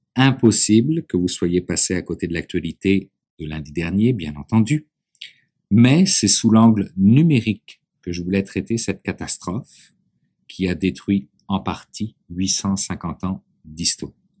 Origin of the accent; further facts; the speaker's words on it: Quebec, Canada; chez nous, au Québec